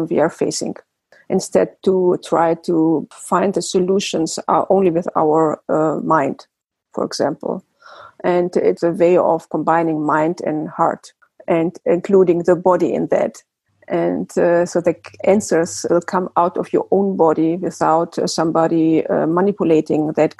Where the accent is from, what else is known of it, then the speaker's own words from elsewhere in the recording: Germany; moved away as an adult; also born or lived in Greece; now in Netherlands; I grew up in Germany. I was born and raised in Germany.